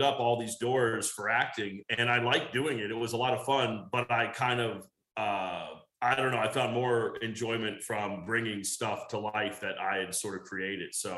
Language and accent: English; Virginia, United States; also born or lived in Georgia; now in Los Angeles, United States; I grew up in, I was born in Georgia. I grew up in Virginia